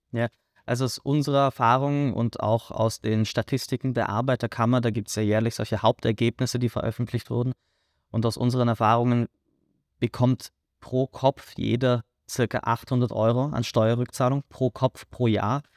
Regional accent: Germany; moved away as an adult; now in Vienna, Austria; Ich komme äh, aus Deutschland.

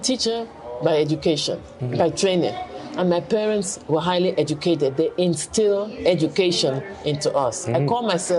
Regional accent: Cameroon; moved away as an adult; also born or lived in England / United States / China / Canada; I was born in Cameroon. Mm-hmm. Then I went to England for 2 years, elementary school, because my late father had a PhD from Oxford University. And that's where he met my mother. Then we came back to Cameroon. Then I went to the United States to do my post-secondary education.

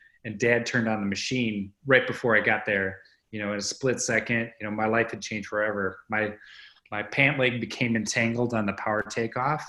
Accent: Boscobel, Wisconsin, United States; Boscobel, Wisconsin, which is my hometown

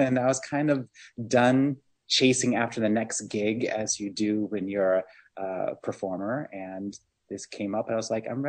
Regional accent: Ohio, United States; also born or lived in Michigan; I'm a Midwesterner. I grew up in Ohio and Michigan. My parents moved around a lot.

